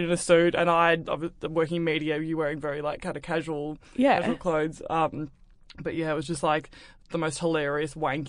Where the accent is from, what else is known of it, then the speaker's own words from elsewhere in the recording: Melbourne, Victoria, Australia; now in Sydney, Australia; I grew up in Melbourne.